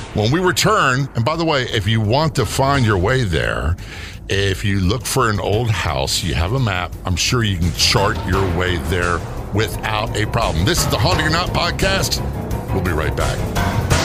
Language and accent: English; Saint Mary's County, Southern Maryland, United States; Southern Maryland, Saint Mary's County, to be precise, where I spent much my teenage years and also in my thirties and early forties.